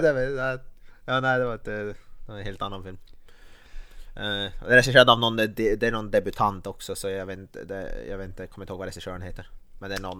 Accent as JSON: {"language": "Swedish", "region": "Norrland", "country": "Sweden", "said": "som norrlänning"}